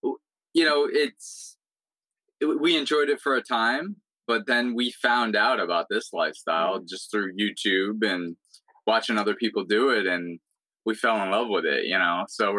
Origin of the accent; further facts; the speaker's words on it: Florida, United States; moved away as an adult; also born or lived in upstate New York; We were both pretty much born and raised in Florida. So we weren't used to the cold that much.